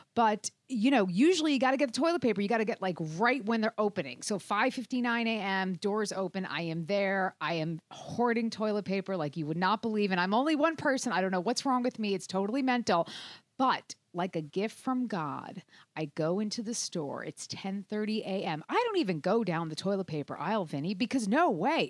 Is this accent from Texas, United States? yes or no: no; New Jersey, United States; your home state of New Jersey, actually my home state too.